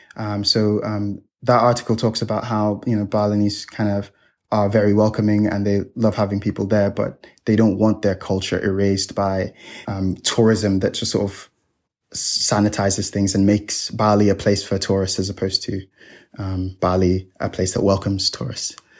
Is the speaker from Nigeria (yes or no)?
yes; Nigeria; now in Hong Kong; I'm Nigerian. I come from a third world country.